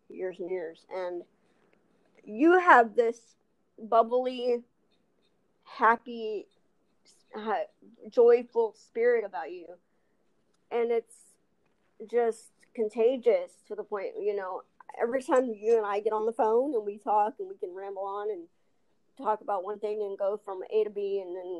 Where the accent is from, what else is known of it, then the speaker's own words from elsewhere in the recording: Texas, United States; accent: Texas; also born or lived in Albuquerque, New Mexico / Los Angeles; I was actually born in Albuquerque, New Mexico, but I was raised in Texas